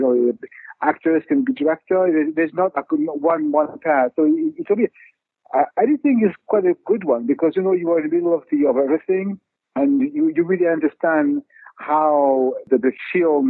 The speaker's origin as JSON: {"language": "English", "town": "Paris", "region": "Île-de-France", "country": "France", "tie": "born or raised there", "said": "I grew up in Paris"}